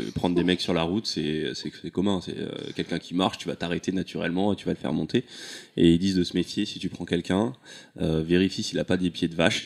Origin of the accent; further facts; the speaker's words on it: Comoros; je suis comorien.